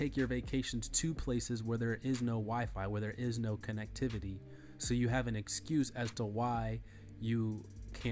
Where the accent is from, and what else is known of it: United States